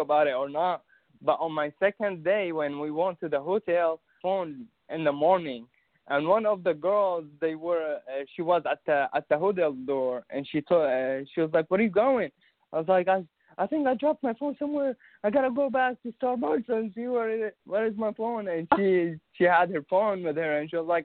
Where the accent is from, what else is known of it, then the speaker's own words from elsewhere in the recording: Syria; English is a second language; now in Tulsa, United States; I'm from Syria, so I moved to Tulsa